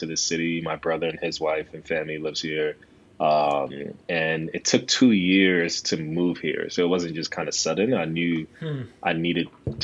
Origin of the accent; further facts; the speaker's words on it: New York City, New York, United States; moved away as an adult; now in Los Angeles, United States; I'm born and raised in New York City. I'm from Ghana, West Africa originally